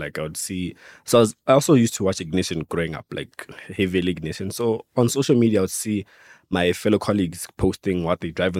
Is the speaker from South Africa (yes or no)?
yes; Pretoria, Gauteng, South Africa; also born or lived in Venda; I'm from Pretoria, but originally I'm from Venda. I grew up in Pretoria.